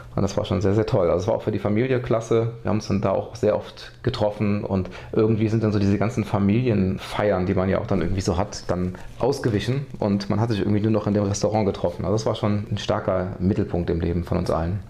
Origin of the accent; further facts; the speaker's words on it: Westerwald, Rhineland-Palatinate, Germany; also born or lived in Neuwied; Eigentlich bin ich auf dem Land groß geworden, komme eigentlich aus dem tiefsten Westerwald